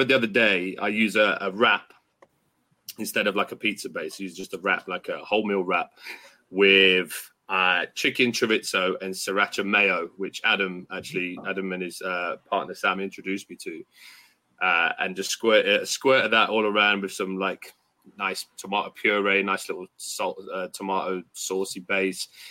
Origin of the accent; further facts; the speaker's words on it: Derby, East Midlands, United Kingdom; my hometown in Derby